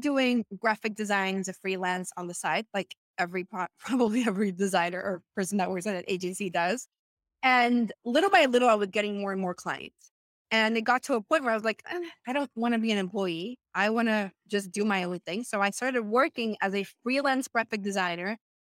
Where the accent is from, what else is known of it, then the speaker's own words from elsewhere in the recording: Venezuela; English is a second language; moved away as an adult; now in United States; I am from Venezuela. I came to the US in 2015